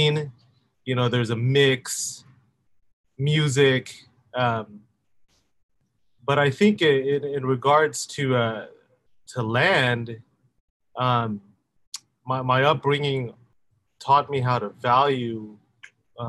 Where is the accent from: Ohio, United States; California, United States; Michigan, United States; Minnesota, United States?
California, United States; Los Angeles; Filipino household, LA native, spent a lot of time in church also